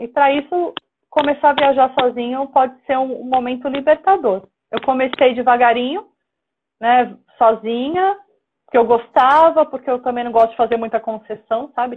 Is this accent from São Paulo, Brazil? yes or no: yes; Praia Grande, São Paulo, Brazil; now in São Paulo, Brazil; eu moro em São Paulo, mas eu sou do litoral de São Paulo. Eu nasci na Praia ah, Grande.